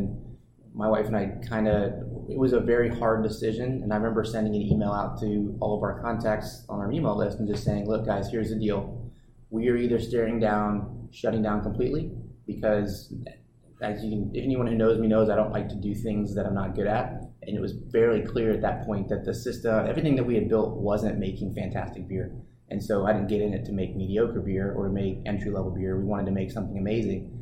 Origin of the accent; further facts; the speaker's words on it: New Braunfels, Texas, United States; A brewery in my hometown